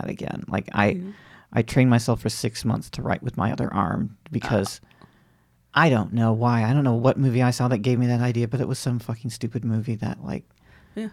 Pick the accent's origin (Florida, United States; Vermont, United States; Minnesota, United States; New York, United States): Florida, United States; I grew up in Florida